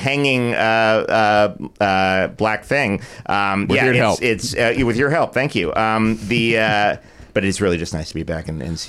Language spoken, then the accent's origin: English; New York, United States; As a New Yorker, I used to call Cantor's the airlock because I would come to L.A. and I'd go to Cantor's first just to kind of adjust.